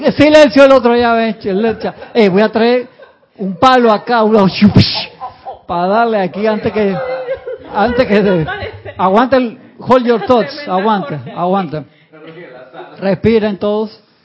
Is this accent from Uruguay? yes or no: yes; Uruguay; moved away; yo nací en Uruguay